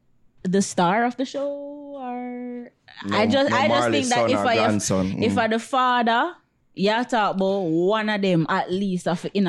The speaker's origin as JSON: {"language": "English", "country": "Jamaica"}